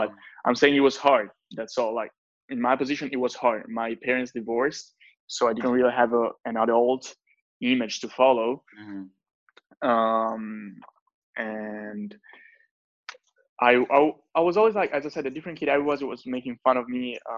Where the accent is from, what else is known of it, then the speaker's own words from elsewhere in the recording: Italy; English is a second language; I'm from Italy